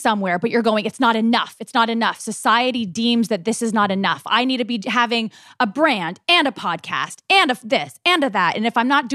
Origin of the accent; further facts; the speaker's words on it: Malibu, California, United States; We're not immigrants. We grew up in Malibu.